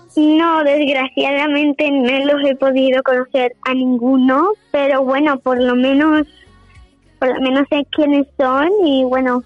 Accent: Seville, Andalusia, Spain; a donde yo vivo, ¿no? A mi tierra.

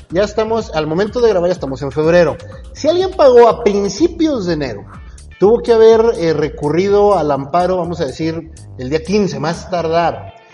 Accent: Durango, Mexico; como buen duranguense que soy

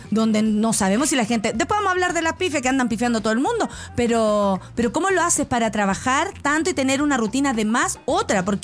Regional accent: Santiago, Santiago Metropolitan Region, Chile; sobre todo los que venimos de San Miguel y la Florida.

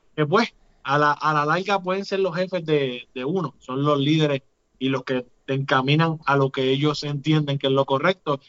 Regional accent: Puerto Rico; El vallenato está bien unido a lo que nosotros hacemos como cultura puertorriqueña

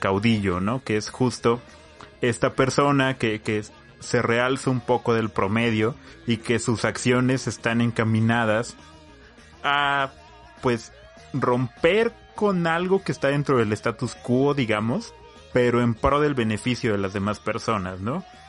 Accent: Mexico; los corridos son parte de, nuestra tradición como mexicanos

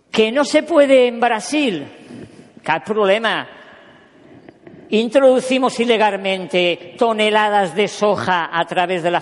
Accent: Catalonia, Spain; also born or lived in Córdoba; yo soy catalán nacido en Córdoba

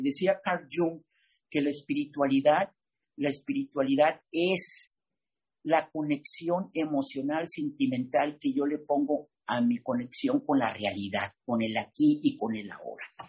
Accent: Mexico; soy mexicano

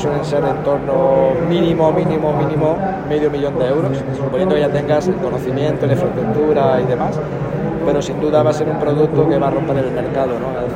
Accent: Spain; Soy el único español en un comité de una empresa china

